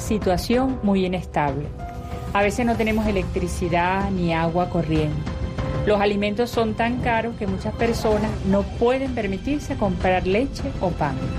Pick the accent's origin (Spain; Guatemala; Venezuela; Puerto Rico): Venezuela; Vivimos en un pueblo muy sencillo en las montañas en Venezuela